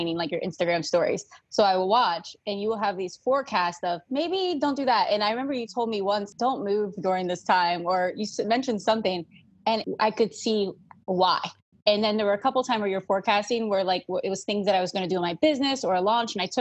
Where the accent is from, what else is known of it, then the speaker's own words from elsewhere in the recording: outside of Philadelphia, Pennsylvania, United States; moved away; I was born outside of Philly